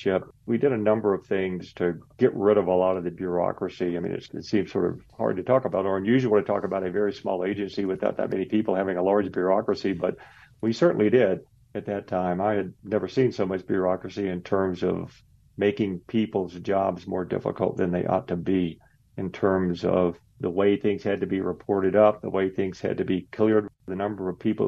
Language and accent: English; Tennessee, United States; moved away as an adult; also born or lived in Arizona / Washington, D.C.; I'm originally from Tennessee